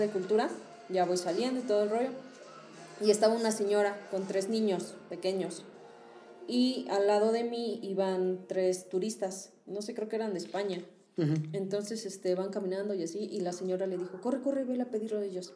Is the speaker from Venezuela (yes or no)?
no; Hidalgo, Mexico; also born or lived in Tabasco; yo lo he escuchado en mi pueblo, o sea, en Hidalgo